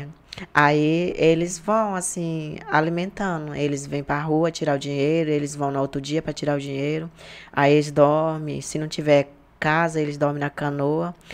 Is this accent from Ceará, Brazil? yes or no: no; Jordão, Acre, Brazil; moved away; a minha aldeia que é onde eu morava é perto da cidade